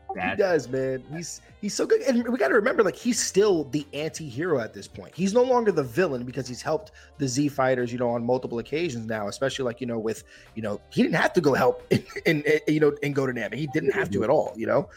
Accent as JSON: {"language": "English", "town": "Yonkers", "region": "New York", "country": "United States", "said": "I'm from Yonkers, New York, outside the Bronx"}